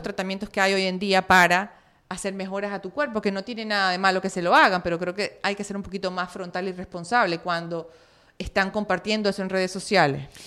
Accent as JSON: {"language": "Spanish", "town": "Maracaibo", "region": "Zulia", "country": "Venezuela", "moved": "as an adult", "said": "en Maracaibo es pequeño"}